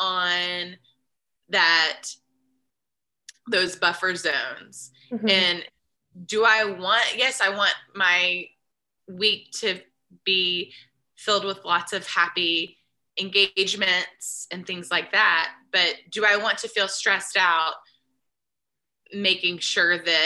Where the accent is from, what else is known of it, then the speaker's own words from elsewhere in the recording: Nashville, Tennessee, United States; I grew up in Nashville in the school bus for first couple of years of school, when we lived by that shop